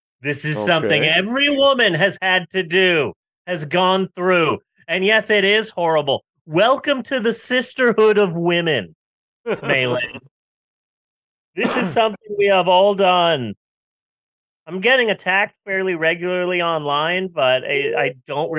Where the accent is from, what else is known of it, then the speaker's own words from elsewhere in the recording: United States; I am an American